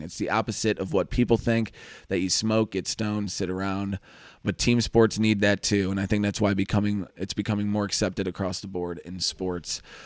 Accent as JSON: {"language": "English", "town": "St. Louis", "region": "Missouri", "country": "United States", "said": "I'm from Saint Louis"}